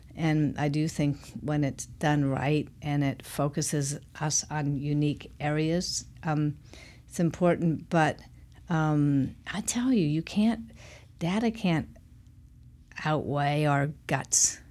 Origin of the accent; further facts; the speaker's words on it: Portland, Oregon, United States; I'm from Portland, Oregon. I'm one of the few born and raised in Portland